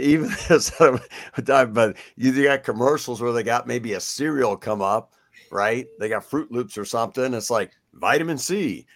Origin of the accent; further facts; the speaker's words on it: Kansas City, Missouri, United States; I'm from Kansas City, so I'm a Royals guy